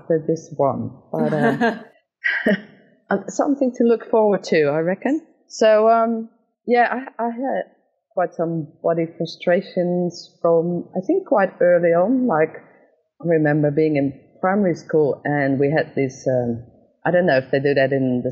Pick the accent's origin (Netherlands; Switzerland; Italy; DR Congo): Netherlands; moved away as an adult; also born or lived in Australia; I'm actually from the Netherlands originally, but before this I lived in Australia for almost 9 years